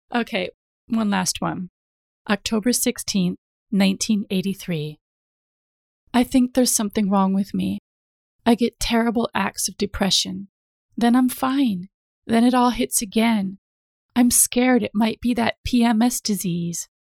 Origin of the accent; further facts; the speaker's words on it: United States; moved away as an adult; now in London, United Kingdom; I grew up in the States, I have lived over half of my life in the U K now